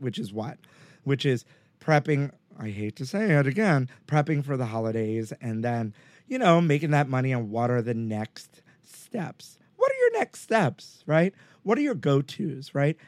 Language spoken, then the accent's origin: English; New York City, New York, United States; I grew up in Brooklyn